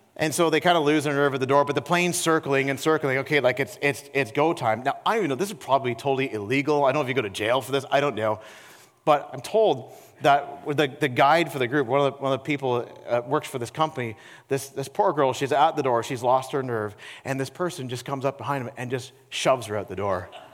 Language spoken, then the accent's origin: English; Peterborough, Ontario, Canada; my hometown of Peterborough, Ontario